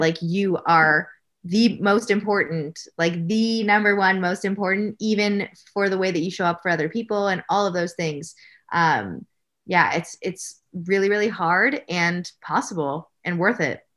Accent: Canada; I'm Canadian

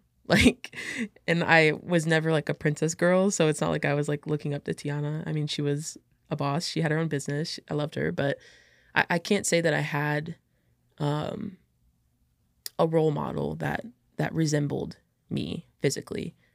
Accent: Illinois, United States; also born or lived in St. Peters, Missouri; I was born in Saint Peter's, Missouri. So I had to stay over in Missouri until, like, I could, like, become, I guess, um, an Illinois resident

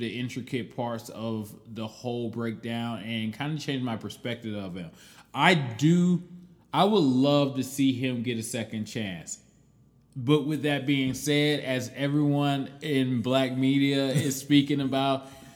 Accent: Cleveland, Ohio, United States; I'm from Cleveland and I'm a Cleveland Browns fan

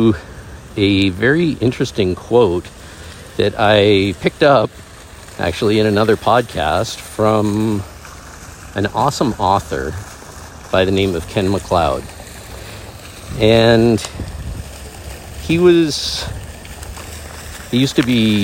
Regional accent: Canada; I am a male, I am Canadian, I am someone who was in the military

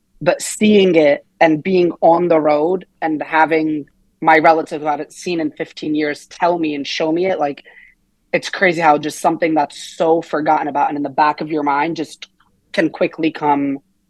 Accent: Kernersville, North Carolina, United States; moved away as an adult; also born or lived in Lebanon; I was born in Lebanon, raised in Lebanon until I was seven. And then my family picked up, moved to America, a small town, Kernersville, North Carolina.

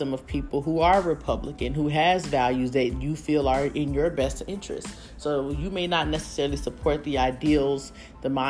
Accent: United States; we as American people

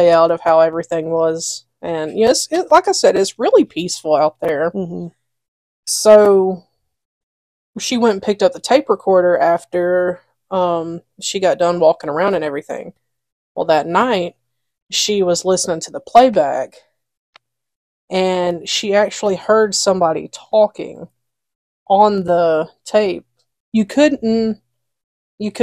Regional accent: Alabama, United States; accent: southern

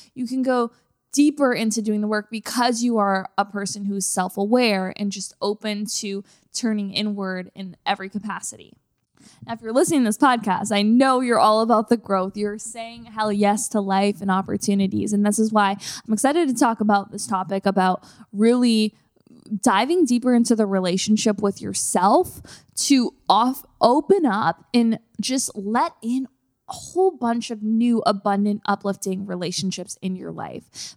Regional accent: Canada; moved away as an adult; now in Los Angeles, United States; I'm a Canadian.

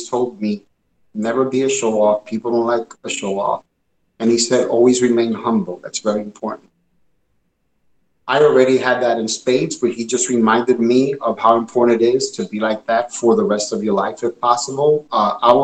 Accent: New York City, New York, United States; also born or lived in Puerto Rico (parents); growing up where I grew up in Bushwick, Brooklyn, Brownsville and then Bushwick

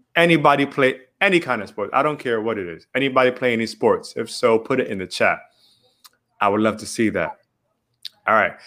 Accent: Miami, Florida, United States; we just are born and raised in Miami

